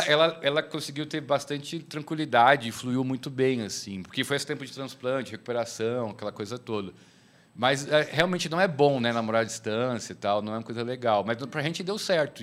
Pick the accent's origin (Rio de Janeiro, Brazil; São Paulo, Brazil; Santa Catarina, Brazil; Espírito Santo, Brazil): São Paulo, Brazil; moved away as an adult; also born or lived in Betânia, Pernambuco; now in Sertão, Brazil; Eu sou de São Paulo, nasci, me criei, mas moro no, no sertão quase 10 anos.